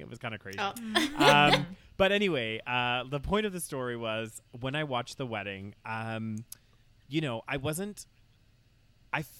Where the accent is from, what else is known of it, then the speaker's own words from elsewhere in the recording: United Kingdom; I'm British, I like, I'm from the UK.